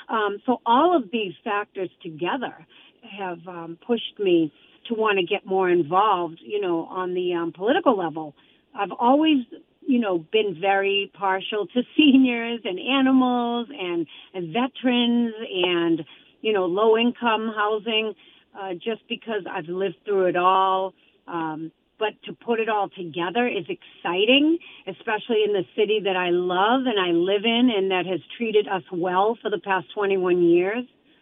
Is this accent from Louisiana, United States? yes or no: no; Boston, Massachusetts, United States; moved away as an adult; now in Attleboro, United States; I grew up in Boston in the city, so I definitely understand the low-income housing crisis.